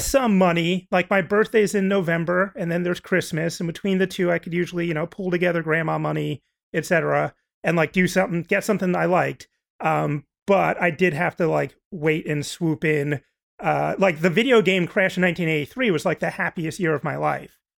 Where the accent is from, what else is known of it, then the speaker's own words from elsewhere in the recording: New Jersey, United States; I'm from New Jersey